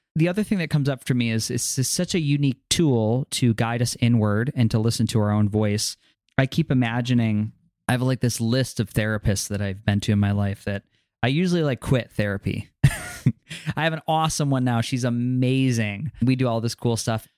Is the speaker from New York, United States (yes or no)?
yes; New York, United States; growing up in New York or walking around New York City